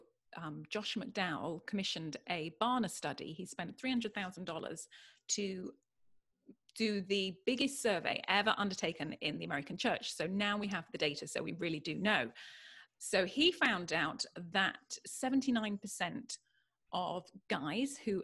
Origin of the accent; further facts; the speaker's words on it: United Kingdom; now in California, United States; I'm British